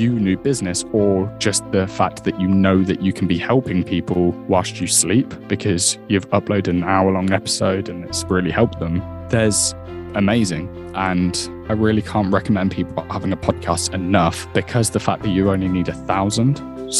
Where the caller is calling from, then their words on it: Peterborough, East of England, United Kingdom; I'm based in Peterborough today.